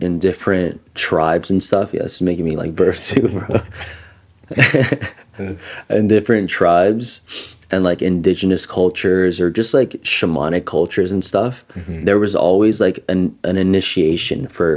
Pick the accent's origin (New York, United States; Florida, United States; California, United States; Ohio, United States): California, United States; Los Angeles; growing up in East LA and like seeing a lot of it, like a lot of gang violence